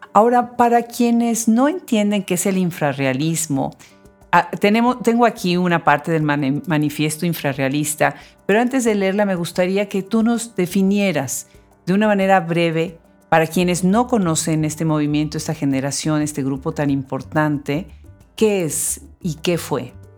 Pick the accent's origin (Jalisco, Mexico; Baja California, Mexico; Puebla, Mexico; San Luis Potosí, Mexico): Puebla, Mexico; Puebla, de donde yo soy